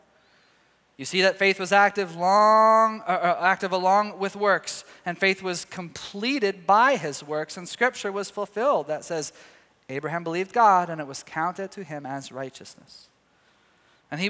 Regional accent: Texas, United States; moved away; my home state of Texas. All my family's down there

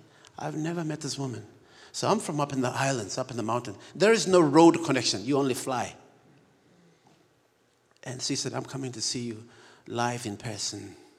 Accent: Papua New Guinea; I was born and raised in Papua New Guinea. I'm the real George of the jungle.

